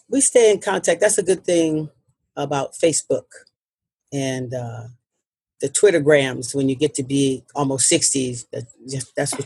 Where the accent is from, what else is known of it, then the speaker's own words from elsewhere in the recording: New Orleans, Louisiana, United States; moved away as an adult; also born or lived in Seattle, Washington; now in Tri-Cities, Washington, United States; I'm born and raised in New Orleans, Louisiana